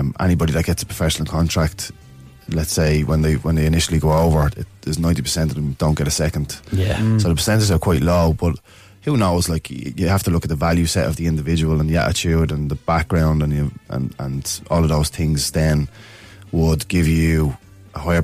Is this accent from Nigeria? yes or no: no; Dublin, Leinster, Ireland; I grew up in Ballymun